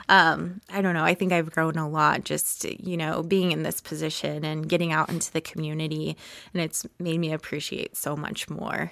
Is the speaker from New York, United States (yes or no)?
no; Topeka, Kansas, United States; I grew up in Topeka